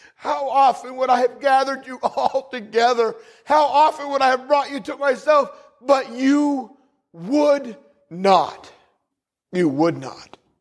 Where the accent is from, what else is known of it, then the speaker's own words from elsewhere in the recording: New England, United States; also born or lived in the South (US); Where I grew up in New England, it's you guys, you guys